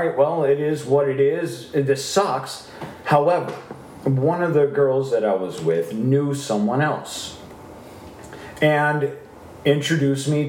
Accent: South Lyon, Michigan, United States; growing up in South Lyon

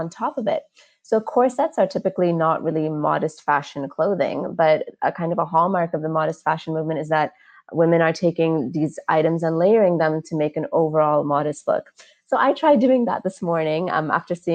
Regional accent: United States; now in Dubai, United Arab Emirates; I was raised in the States

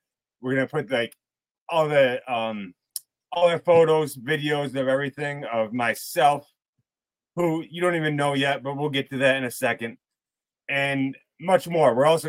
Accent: the Berkshires, Western Massachusetts, United States; I grew up out in Western Massachusetts, the Berkshires.

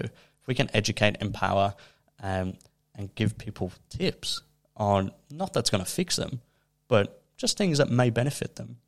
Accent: Liverpool, North West England, United Kingdom; now in Melbourne, Australia; where I'm from, I'm from Liverpool in the U K

